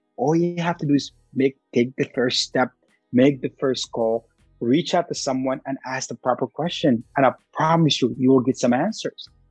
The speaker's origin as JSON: {"language": "English", "country": "Sudan", "moved": "yes", "lives_now": "United States", "said": "I'm very proud to be Sudanese. I walk around talking it. I don't, I don't walk, I mean, I walk around with my specific accent"}